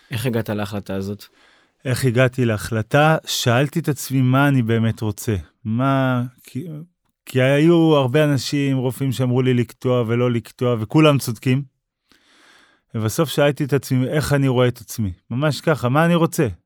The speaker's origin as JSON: {"language": "Hebrew", "town": "Kfar Blum", "region": "Northern District", "country": "Israel", "tie": "born there", "said": "אני נולדתי בכפר בלום, התחלתי לרוץ בגיל 10"}